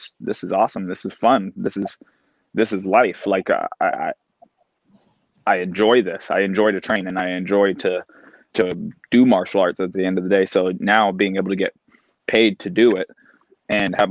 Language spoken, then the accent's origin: English; Canada; being a Canadian, a fellow Canadian